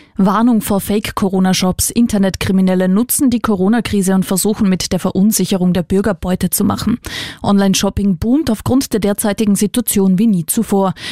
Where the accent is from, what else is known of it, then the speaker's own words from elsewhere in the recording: Austria; Bei uns in Österreich